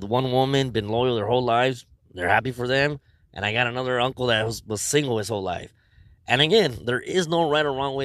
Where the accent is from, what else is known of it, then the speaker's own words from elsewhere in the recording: Los Angeles, California, United States; I grew up on First and State